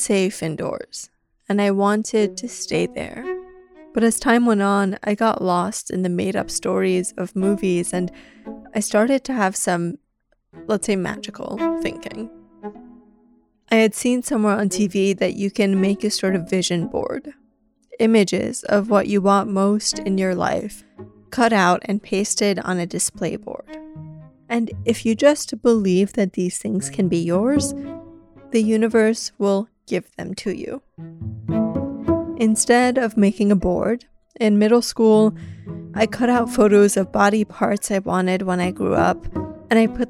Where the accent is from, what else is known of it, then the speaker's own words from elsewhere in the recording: New York City, New York, United States; also born or lived in Iran; I was born in Iran and grew up mostly in Queens, New York.